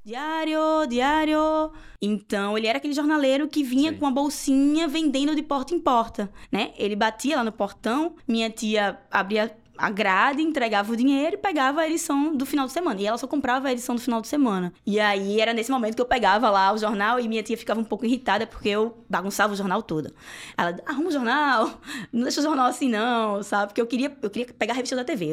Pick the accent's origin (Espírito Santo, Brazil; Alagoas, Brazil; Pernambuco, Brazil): Pernambuco, Brazil; Recife; moved away as an adult; also born or lived in Olinda / Paulista; now in England; eu nasci no Recife e morei alguns anos em Olinda e alguns anos em Paulista, que são duas cidades aqui da região metropolitana